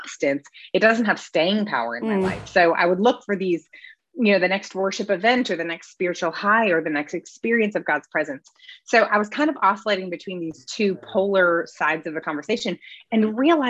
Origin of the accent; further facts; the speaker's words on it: Midwest, United States; now in Greenville, United States; I grew up in the Midwest